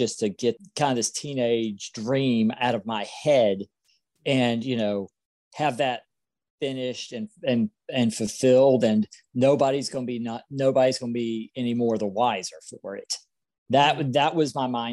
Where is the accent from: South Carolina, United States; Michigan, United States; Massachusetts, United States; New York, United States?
South Carolina, United States; I'm from South Carolina